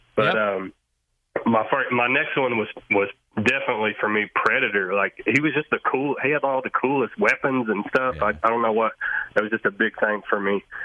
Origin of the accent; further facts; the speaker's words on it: Metropolis, Illinois, United States; I'm from Metropolis, Illinois, which is the home of Superman